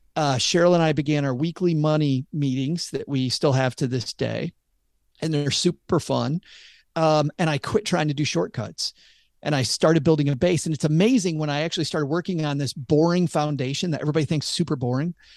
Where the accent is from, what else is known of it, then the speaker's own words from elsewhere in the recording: Michigan, United States; I'm from Michigan